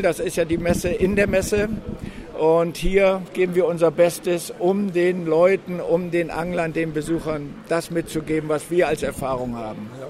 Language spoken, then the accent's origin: German; near Walsrode, Lower Saxony, Germany; auch aus Niedersachsen äh, zwischen Hannover und Bremen. Dazwischen liegt die schöne Stadt Walsrode, der Weltvogelpark. Ja. Und da sind zehn Kilometer von mir